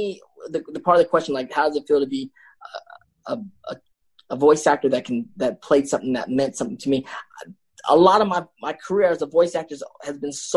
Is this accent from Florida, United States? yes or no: no; Paramount, California, United States; also born or lived in San Francisco; I grew up right around Compton in LA in Paramount.